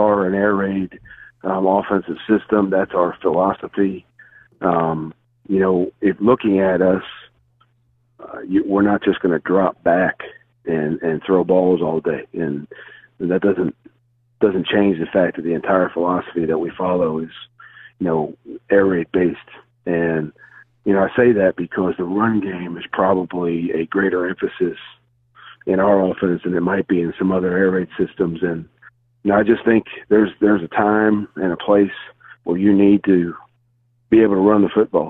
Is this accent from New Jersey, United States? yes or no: yes; Bayville, New Jersey, United States; I'm actually from Bayville, New Jersey